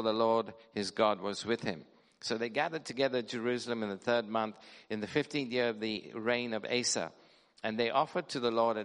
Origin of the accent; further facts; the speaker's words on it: London, United Kingdom; I come from Wembley Harrow area